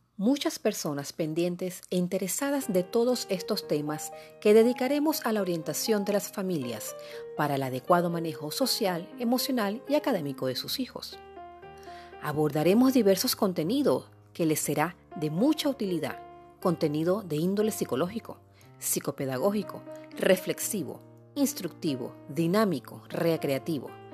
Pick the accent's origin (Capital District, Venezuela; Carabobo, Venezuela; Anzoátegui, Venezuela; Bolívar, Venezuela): Anzoátegui, Venezuela; Puerto La Cruz; also born or lived in Guayana, Venezuela / Caracas, Venezuela; now in Lechería, Venezuela; venezolana, guayanesa de nacimiento, puertocruzana de crianza, caraqueña de formación y amante de toda mi tierra bonita